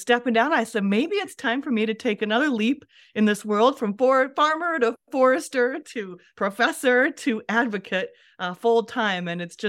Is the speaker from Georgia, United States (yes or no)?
no; Iowa, United States; So I started this journey as a farm girl growing up in Western Iowa.